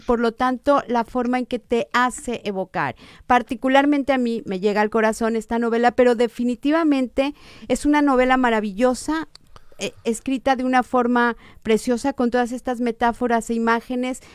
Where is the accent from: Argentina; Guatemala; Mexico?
Mexico; Guadalajara, Jalisco; now in Monterrey, Mexico; yo que soy de Guadalajara